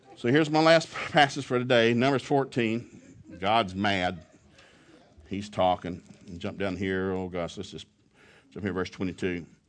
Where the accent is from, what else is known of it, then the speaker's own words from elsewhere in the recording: the South, United States; I'm from the South